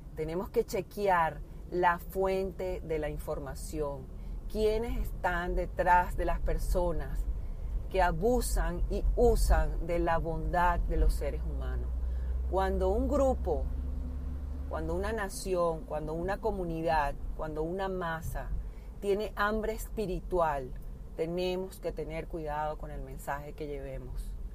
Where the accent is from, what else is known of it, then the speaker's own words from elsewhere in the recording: Venezuela; como venezolana